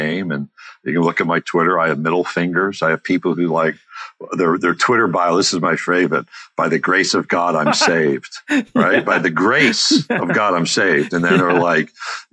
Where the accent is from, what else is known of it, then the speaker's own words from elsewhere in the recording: Skaneateles, New York, United States; I grew up outside Syracuse, New York, little town called Skaney Atlas on a lake